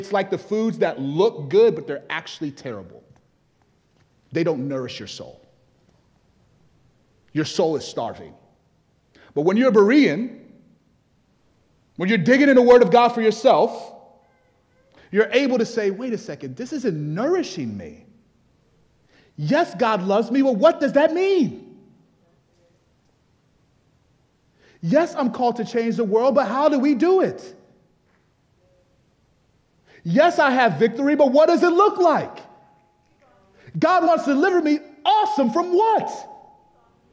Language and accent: English; Nigeria; I'm actually Nigerian